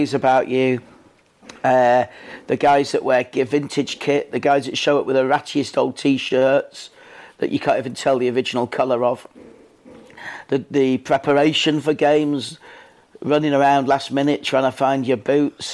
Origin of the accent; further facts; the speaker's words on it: Leeds, Yorkshire and the Humber, United Kingdom; I grew up in Leeds